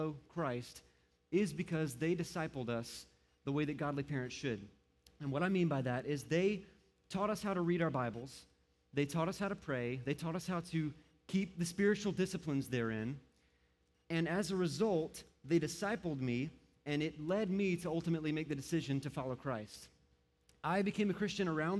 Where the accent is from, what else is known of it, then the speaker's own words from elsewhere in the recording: Moncks Corner, South Carolina, United States; now in Aiken, United States; I was born and raised here in South Carolina, or in Monk's Corner